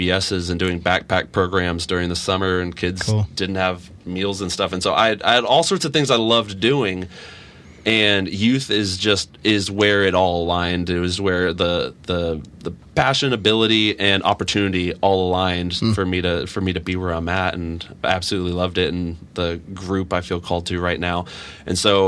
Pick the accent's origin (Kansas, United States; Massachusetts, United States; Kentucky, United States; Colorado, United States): Kansas, United States; Olathe; also born or lived in Dallas, Texas; I grew up in Olathe.